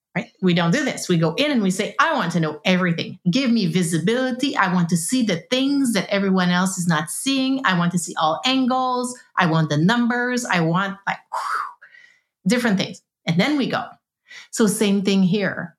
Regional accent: East Coast of Canada, Canada; now in West Coast, Canada; I live on the West Coast. I am from the East Coast, hence the French long, complicated name.

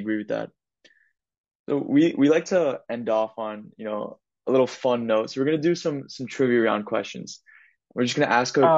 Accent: New York City, New York, United States; I'm from New York City, and I'm moving to Miami

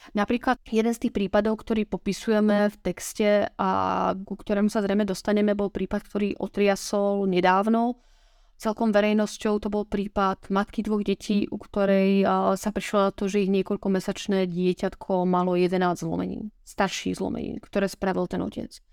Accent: Slovakia; Ja som zo Slovenska

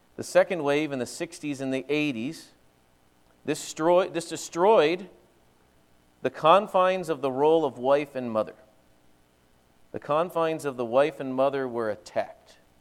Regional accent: eastern Pennsylvania, United States; moved away as an adult; also born or lived in Central Wisconsin; now in Wisconsin, United States; I will have lived longer in Wisconsin than I lived in eastern Pennsylvania.

